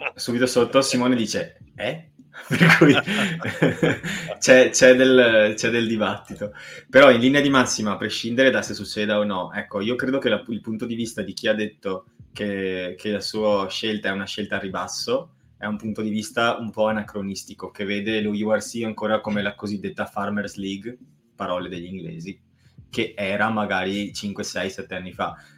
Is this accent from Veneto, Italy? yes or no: yes; Montebelluna, Veneto, Italy; ridente Montebelluna, mio compaesano